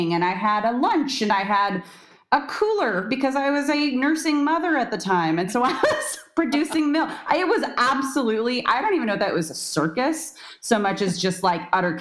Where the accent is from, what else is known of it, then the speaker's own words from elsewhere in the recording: San Diego, California, United States; But I am born and raised in San Diego, California. That's where I still am.